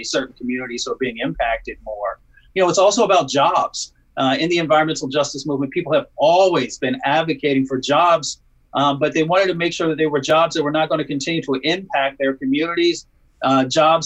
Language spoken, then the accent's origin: English; Appalachia, United States; moved away; also born or lived in Michigan; I was raised in Appalachia and a little bit in Michigan.